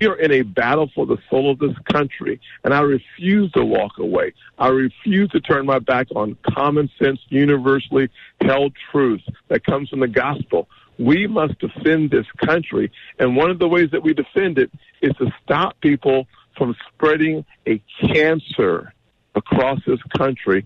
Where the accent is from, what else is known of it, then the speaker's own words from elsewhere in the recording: the South, United States; to be born in the South